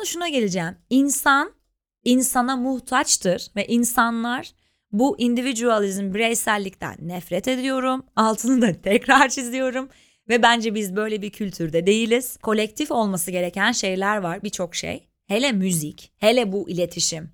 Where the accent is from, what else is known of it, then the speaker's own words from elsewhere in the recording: Ankara, Turkey; moved away as an adult; now in Istanbul, Turkey; ben İstanbul'da ailem yok, ben Ankaralıyım.